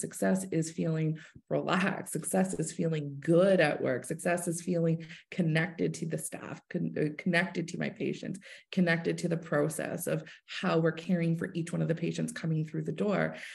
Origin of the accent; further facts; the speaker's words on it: Hamilton, Ontario, Canada; moved away as an adult; now in Kingston, Canada; I'm originally from Hamilton